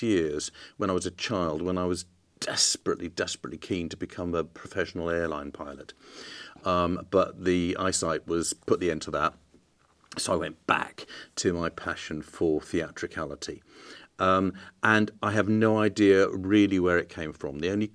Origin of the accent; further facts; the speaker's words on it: London, United Kingdom; moved away as an adult; also born or lived in Bristol / Sheffield / Manchester / Scotland; I moved from London to university at Bristol, and then that was it. I never went back home.